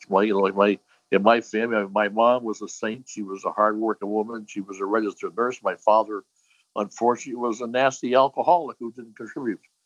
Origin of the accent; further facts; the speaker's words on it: Hartford, Connecticut, United States; I grew up in uh, what they call Clay Hill, the north end of Hartford.